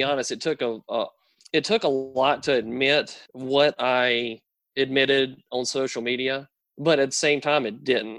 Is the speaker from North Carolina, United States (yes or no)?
yes; North Carolina, United States; where I grew up, I grew up in a small town in North Carolina.